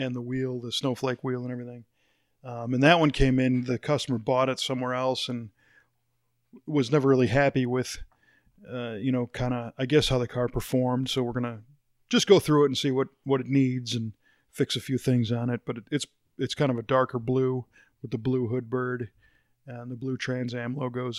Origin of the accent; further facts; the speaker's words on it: Chicago, Illinois, United States; moved away; I grew up in the Chicago area